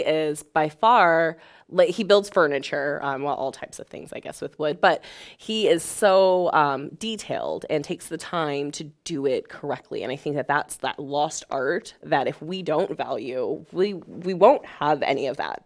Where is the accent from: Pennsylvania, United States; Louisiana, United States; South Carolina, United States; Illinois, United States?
Illinois, United States; Springfield; I grew up in Springfield, Illinois